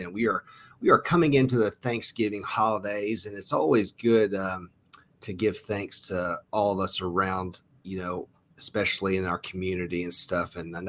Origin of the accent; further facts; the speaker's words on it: Knoxville, Tennessee, United States; here in my hometown of Knoxville, Tennessee.